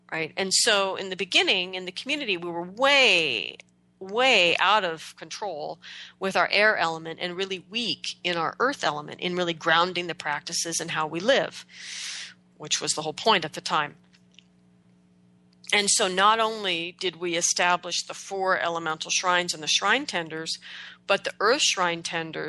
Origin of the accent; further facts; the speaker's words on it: Oregon, United States; moved away as an adult; also born or lived in Manhattan; growing up in Oregon, I took my relationship with the earth entirely for granted